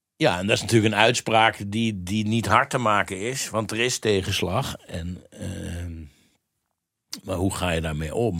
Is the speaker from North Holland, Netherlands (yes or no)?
no; Mierlo, North Brabant, Netherlands; ik kom uit Brabant